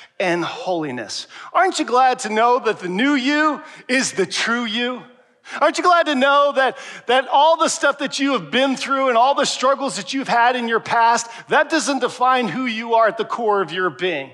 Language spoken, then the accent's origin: English; Pennsylvania, United States; moved away; Pennsylvania's my home state